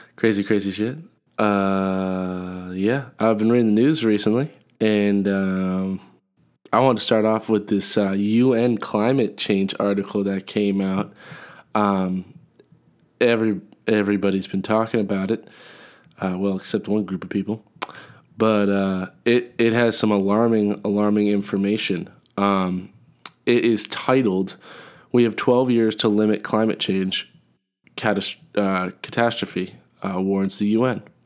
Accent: New England, United States; I'm from New England

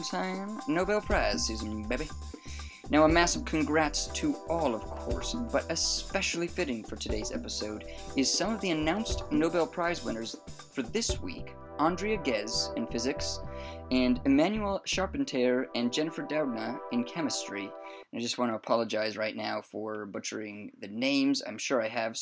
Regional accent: Maryland, United States; now in England, United Kingdom; I'm also from Maryland.

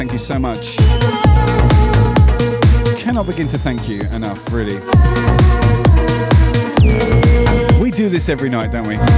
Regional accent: United Kingdom; moved away; I grew up listening to John Peel on Radio 1 in the UK

